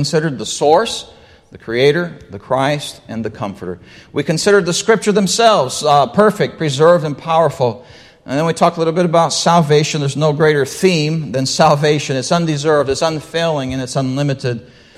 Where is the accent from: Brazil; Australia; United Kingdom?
Brazil; well, I grew up in Brazil. They eat rice and beans every day, all right?